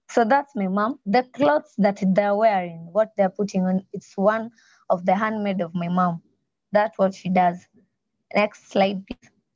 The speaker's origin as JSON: {"language": "English", "region": "Nyanza", "country": "Kenya", "tie": "born or raised there", "moved": "yes", "lives_now": "Nairobi, Kenya", "said": "I was born in a place called Nyanza in Kenya"}